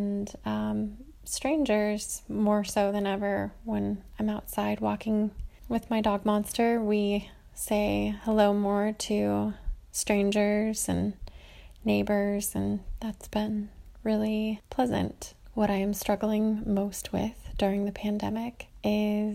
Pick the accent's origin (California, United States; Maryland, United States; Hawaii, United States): California, United States; now in Cincinnati, United States; I live in Cincinnati, Ohio, but I am from California.